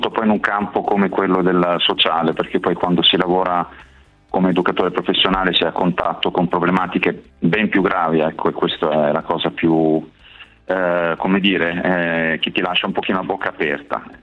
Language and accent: Italian; Ravenna, Emilia-Romagna, Italy; qui in Romagna sono di Ravenna quindi ho sempre operato nelle cooperative sociali